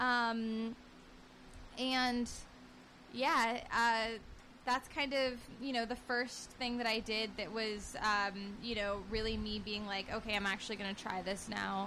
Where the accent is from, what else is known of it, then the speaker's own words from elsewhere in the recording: Northern California, United States; now in Los Angeles, United States; we were from the same exact place in Northern California.